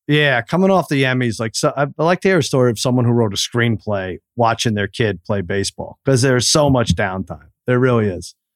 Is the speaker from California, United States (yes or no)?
no; Long Island, New York, United States; me growing up in Long Island rooting for the Cowboys